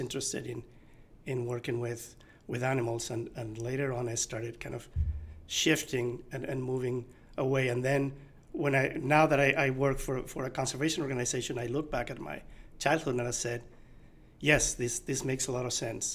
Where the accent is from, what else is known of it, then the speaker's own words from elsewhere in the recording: Asturias, Spain; now in California, United States; so I grew up in Asturias. It's a region in uh, in northern Spain